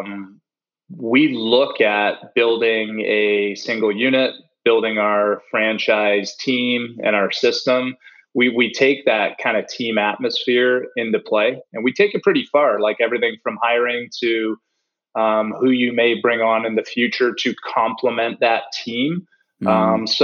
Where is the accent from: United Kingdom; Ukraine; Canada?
Canada; moved away; also born or lived in Charlotte, North Carolina; I grew up in Canada